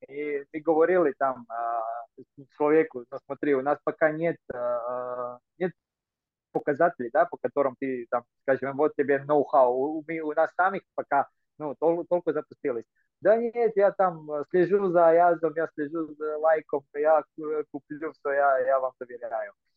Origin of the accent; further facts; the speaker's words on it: Croatia; Russian is a second language; moved away as an adult; also born or lived in Russia; я из Хорватии, я жил в России